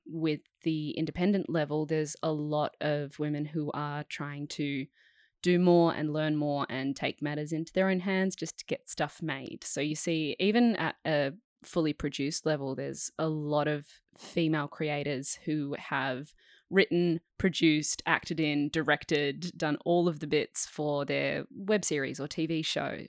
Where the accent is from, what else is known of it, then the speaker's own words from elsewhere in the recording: Perth, Western Australia, Australia; So, I grew up in Perth, um, I grew up on a five acre property of bushland.